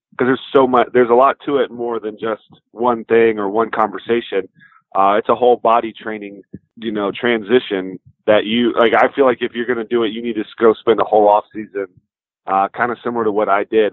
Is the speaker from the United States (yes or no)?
yes; Texas, United States; the Rangers, my home state